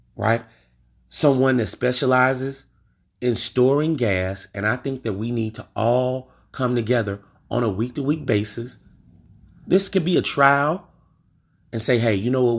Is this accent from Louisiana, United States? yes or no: yes; Louisiana, United States; I'm from Louisiana